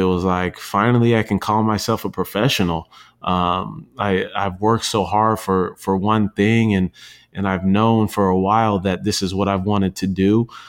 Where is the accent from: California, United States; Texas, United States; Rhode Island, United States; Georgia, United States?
California, United States; San Diego; I grew up in San Diego